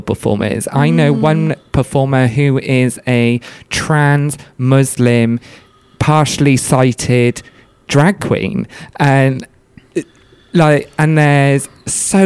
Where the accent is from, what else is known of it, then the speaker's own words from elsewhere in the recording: Wales, United Kingdom; moved away; I'm from Wales originally, I'm not far from ABBA. A lot of my friends at secondary school went to ABBA Uni